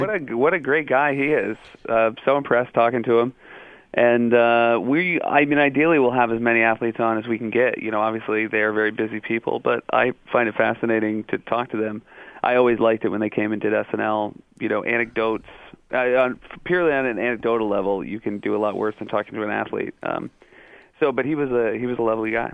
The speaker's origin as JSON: {"language": "English", "region": "New England", "country": "United States", "tie": "born or raised there", "also_born_or_lived": "Michigan", "said": "I sort of grew up in uh, in Michigan and then New England were my formative years."}